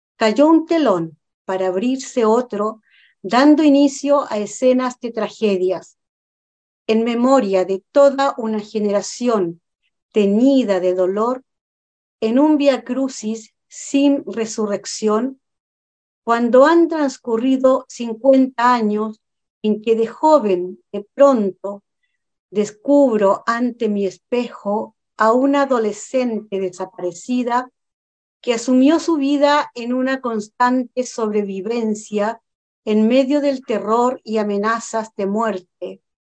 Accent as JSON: {"language": "Spanish", "country": "Chile", "said": "como chilena"}